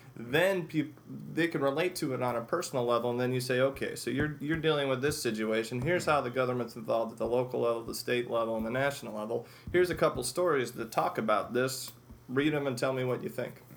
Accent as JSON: {"language": "English", "town": "Chicago", "region": "Illinois", "country": "United States", "tie": "born or raised there", "said": "I grew up in Chicago"}